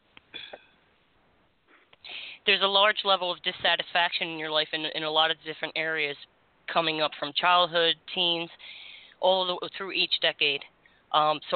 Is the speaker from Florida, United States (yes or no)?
yes; Florida, United States; as Floridians